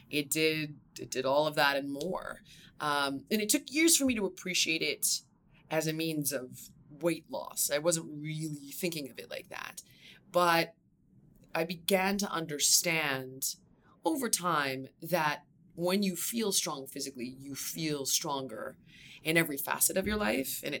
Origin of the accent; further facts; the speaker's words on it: Los Angeles, California, United States; also born or lived in Malibu; I actually grew up in the valley. Okay. So, um, for anybody that is not from California, it's the bridge and tunnel of Los Angeles. Uh, I'm from there